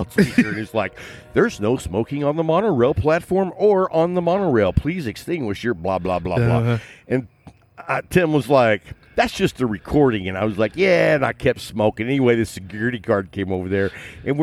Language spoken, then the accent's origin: English; Texas, United States; us Texas boys